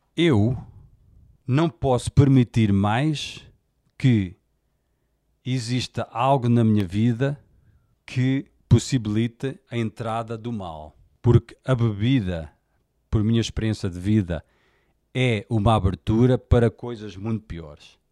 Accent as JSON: {"language": "Portuguese", "country": "Portugal", "tie": "born or raised there", "said": "Eu nasci em Portugal, sou português"}